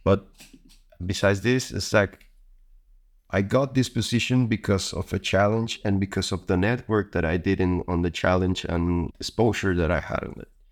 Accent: Costa Rica; moved away as an adult; now in Netherlands; I'm from Costa Rica. I've been here already in the Netherlands for one year and eight months.

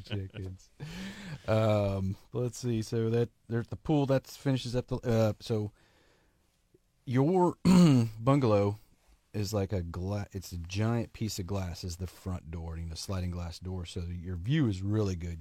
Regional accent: Oklahoma, United States; I'm from Oklahoma

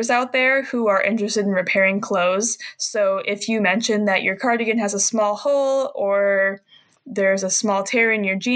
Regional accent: Michigan, United States; I'm from a small town, and I go to college about an hour away from where I grew up, and I live in Michigan, so I'm in the Midwest

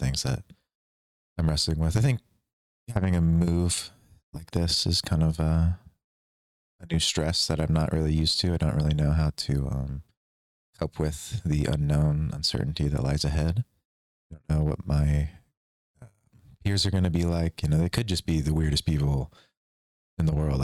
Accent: Kansas City, Missouri, United States; also born or lived in Lawrence, Kansas; I'm from Kansas City, Missouri. The same high school as co-host Brandon

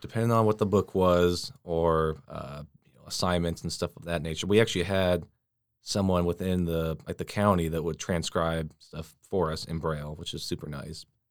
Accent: Washington, United States; moved away; I'm, uh, from Washington State. So all my family, they're still back there

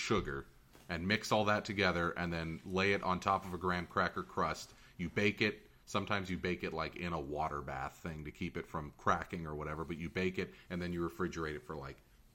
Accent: Fremont, California, United States; my hometown in Niles

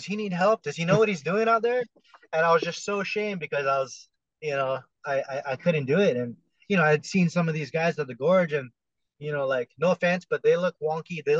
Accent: Hawaii, United States; I'm from Hawaii.

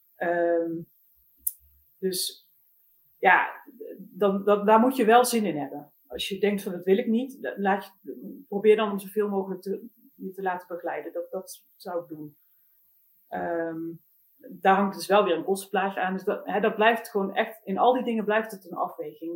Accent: Eindhoven, North Brabant, Netherlands; moved away; ik kom oorspronkelijk zelf uit Eindhoven

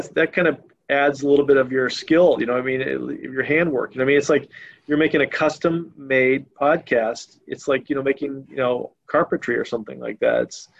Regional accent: Washington, United States; I grew up, when I was a teenager, I grew up in Washington State.

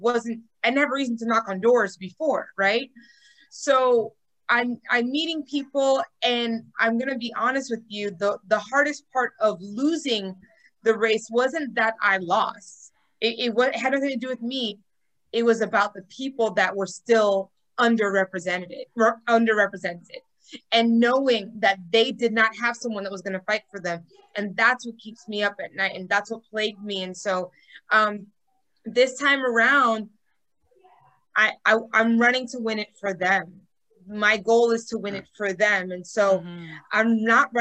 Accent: Miami, Florida, United States; I am born and raised in Miami, Florida.

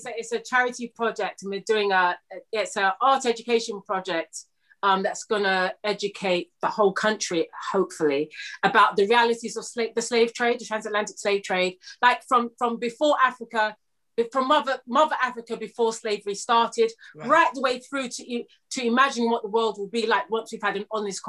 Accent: United Kingdom

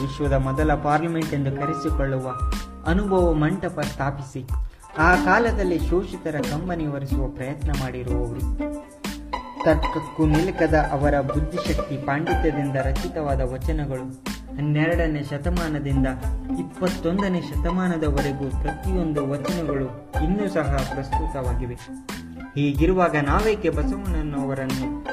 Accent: India; ನಾವು ಭಾರತೀಯರು

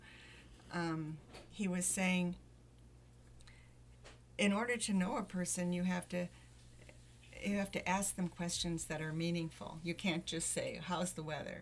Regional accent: Sparta, United States; I was from Sparta

